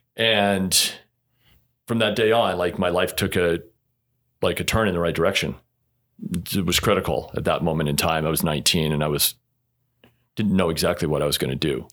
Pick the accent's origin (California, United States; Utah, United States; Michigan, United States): Utah, United States; born and raised in Utah